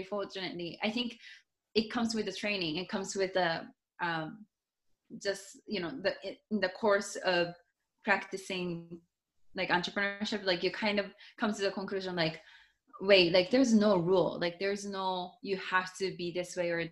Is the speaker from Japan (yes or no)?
yes; Japan; first language Japanese; English is a second language; also born or lived in Seattle, United States; now in Miami, United States; my English is not even my first language. Like, my first language is Japanese